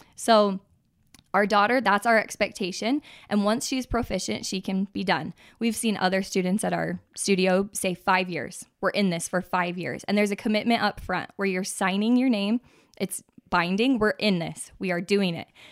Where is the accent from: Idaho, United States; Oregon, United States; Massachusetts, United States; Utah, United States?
Utah, United States; born and raised in Utah, live in Draper.